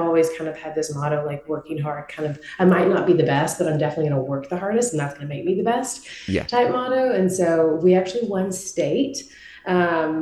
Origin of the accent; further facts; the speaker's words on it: Marshall-Tyler area, East Texas, United States; I grew up in East Texas in a very, very small town, Marshall-Tyler area, about 2 hours from Dallas.